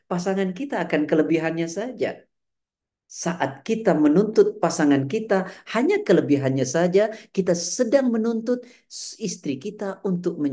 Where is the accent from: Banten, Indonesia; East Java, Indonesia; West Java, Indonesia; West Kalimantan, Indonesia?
West Java, Indonesia; Sunda Jawa besar di Jawa Barat, Ustaz.